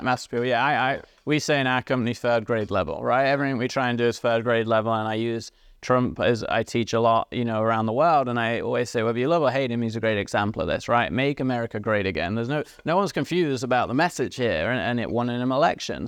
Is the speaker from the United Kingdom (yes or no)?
yes; England, United Kingdom; moved away; I grew up in England.